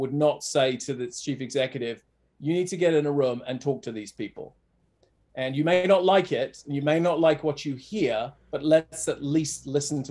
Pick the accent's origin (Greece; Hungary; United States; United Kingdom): United Kingdom; England; I don't know if you can tell, but I'm from England.